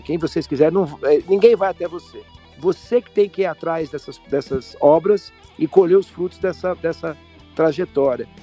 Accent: Brazil; eu, como brasileiro

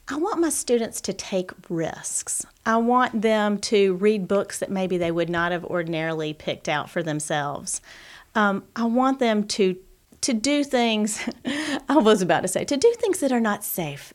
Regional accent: Gadsden, Alabama, United States; also born or lived in Auburn / Gwinnett; growing up in Gadsden and then going to Auburn

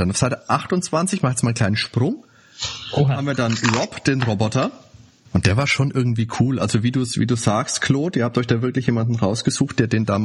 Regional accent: Bavaria, Germany; so ein Spiel von, von, von äh, Karneval, von Fasching, wie es bei uns in Franken heißt.

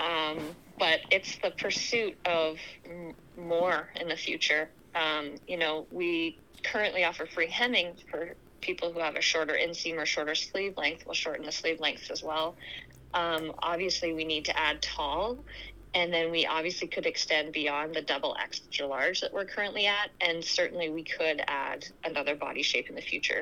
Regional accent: Canada; now in Anchorage, United States; I'm Canadian originally

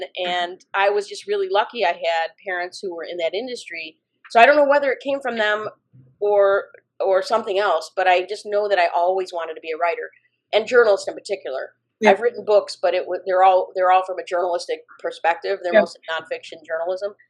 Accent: Chicago, Illinois, United States; also born or lived in Highland Park, Illinois; I'm a native Chicagoan, and when I say that, I say 99% of that time has been in the city of Chicago. I was born at Edgewater Hospital.

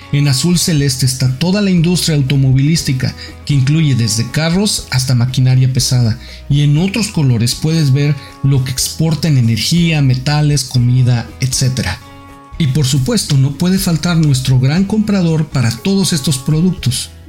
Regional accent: Mexico; now in United States; Todos los que nos venimos a Estados Unidos venimos a trabajar, a buscar una vida mejor y como buenos mexicanos mandamos dinero a nuestras familias cada mes para que no les falte el pan.

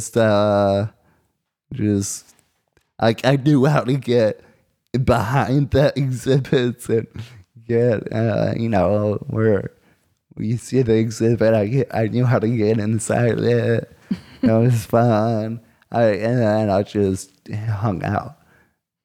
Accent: Yorktown, Virginia, United States; I'm from Yorktown, baby. Straight out of Yorktown

